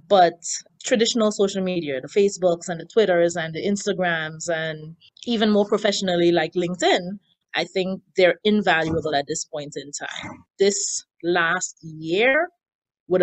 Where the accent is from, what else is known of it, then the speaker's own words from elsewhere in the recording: Grenada; now in United States; I've been in Queens for the past 15 years, I work in Manhattan. Prior to that, I had lived in Brooklyn. I emigrated from Grenada.